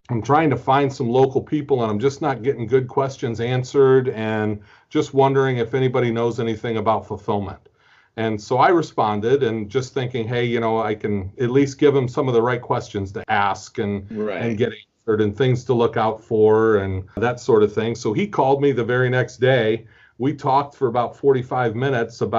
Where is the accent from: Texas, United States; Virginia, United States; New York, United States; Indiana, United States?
Indiana, United States; Fort Wayne; also born or lived in Marietta, Georgia; now in Indianapolis, United States; I grew up in Fort Wayne, Indiana, which is just a little bit north of Indianapolis